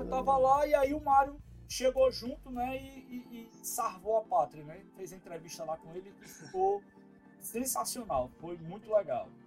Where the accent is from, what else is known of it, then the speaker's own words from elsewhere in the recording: Ceará, Brazil; Aí eu, ô oh, cara, prazer dizer que eu sou cearense, cabeça chata lá do Ceará.